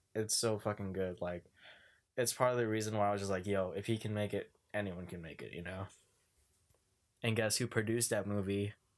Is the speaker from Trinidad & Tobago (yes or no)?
no; Philippines; I'm Filipino.